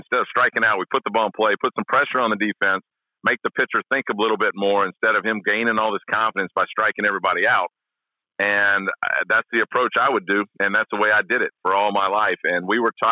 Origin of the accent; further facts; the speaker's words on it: Shreveport, Louisiana, United States; also born or lived in Bakersfield, California / Texas; I grew up in Shreveport, Louisiana, basically from fifth grade on.